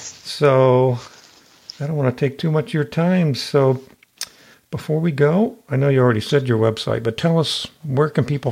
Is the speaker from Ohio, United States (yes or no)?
yes; southeastern Ohio, United States; also born or lived in Cleveland, Ohio; now in Charlottesville, United States; No, I'm from southeastern Ohio, which is Appalachian.